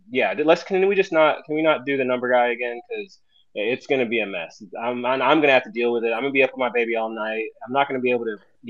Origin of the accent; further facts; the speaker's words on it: Texas, United States; I'm from Texas. Like, it hardly ever snows here.